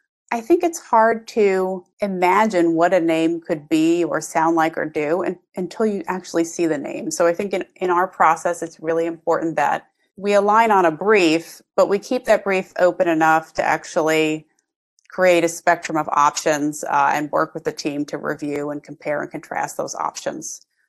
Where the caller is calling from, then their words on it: Brooklyn, New York, United States; I'm here in Brooklyn, New York.